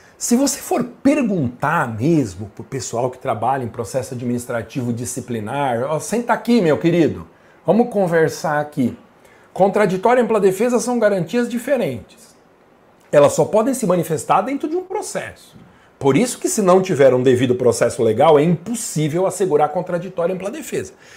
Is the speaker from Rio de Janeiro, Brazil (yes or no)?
no; Guarulhos, São Paulo, Brazil; Eu sou de Guarulhos